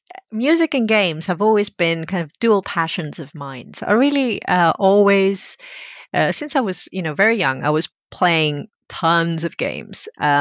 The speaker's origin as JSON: {"language": "English", "country": "Greece", "tie": "born or raised there", "said": "So when I was growing up in Greece in the 80s, video games were a very male hobby."}